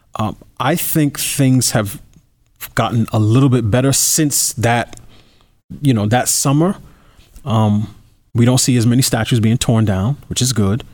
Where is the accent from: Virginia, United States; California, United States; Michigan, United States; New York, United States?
New York, United States; I, I grew up in New York as a New Yorker